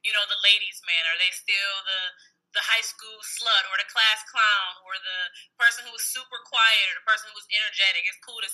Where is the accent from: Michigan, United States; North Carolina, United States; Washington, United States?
Michigan, United States; Detroit; moved away; I'll say Detroit